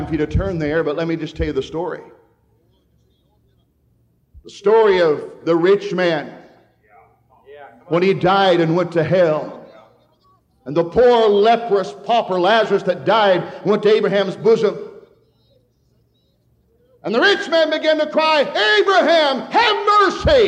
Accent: Hadley, Michigan, United States; We had two gas stations in town when I grew up there in Hadley, Michigan.

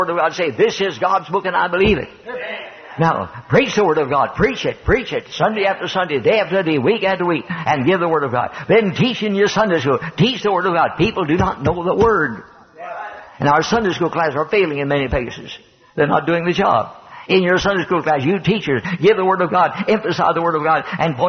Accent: United States; I'm an American. This is my country

